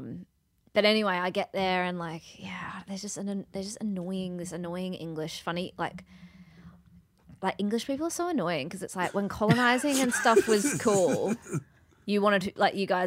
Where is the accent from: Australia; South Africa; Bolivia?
Australia; I'm an Aussie